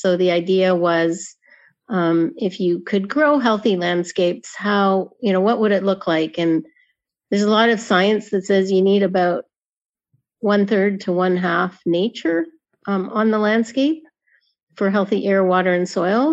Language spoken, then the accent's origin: English; Middlesex County, Dorchester Swamp, Ontario, Canada; I grew up in Middlesex County in the Dorchester Swamp